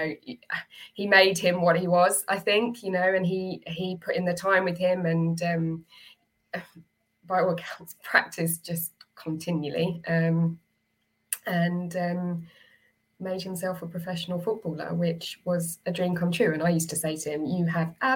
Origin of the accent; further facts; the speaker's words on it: Essex, East of England, United Kingdom; also born or lived in Newcastle; we grew up in Essex. That's where Mum and Dad grew up